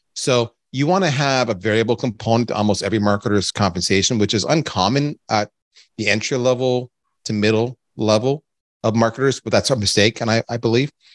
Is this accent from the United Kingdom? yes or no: no; Canada; I'm Canadian